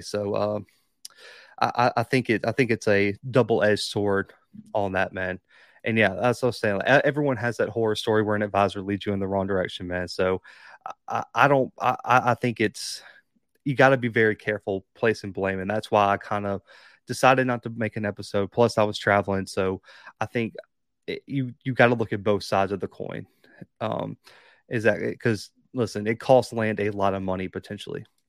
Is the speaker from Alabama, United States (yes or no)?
yes; Alabama, United States; also born or lived in Kansas; I was born in Bama.